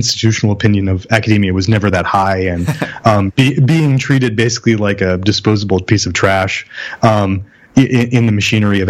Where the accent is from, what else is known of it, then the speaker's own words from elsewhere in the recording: near Trenton, New Jersey, United States; I'm actually from the bordering town, but Trenton barely registers